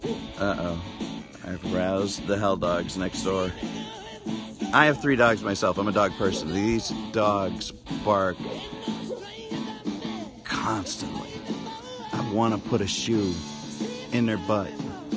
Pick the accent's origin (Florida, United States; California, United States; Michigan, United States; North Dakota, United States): Florida, United States; Clearwater; from Clearwater, Florida.